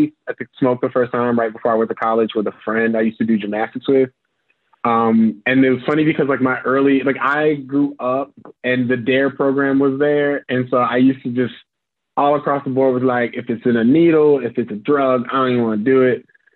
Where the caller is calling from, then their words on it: Chicago, Illinois, United States; I'm joining you from Chicago in the unfortunate circumstance that is USA.